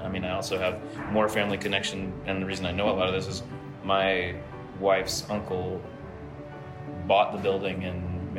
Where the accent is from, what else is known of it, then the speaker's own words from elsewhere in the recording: the South, United States; now in Asheville, United States; an exploration of both my roots as a Southerner